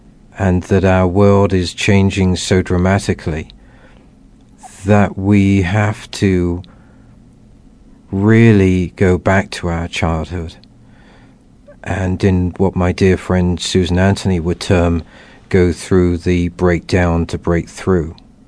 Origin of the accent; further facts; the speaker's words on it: England, United Kingdom; growing up in England, realizing that I was very much influenced by and living in a Christian environment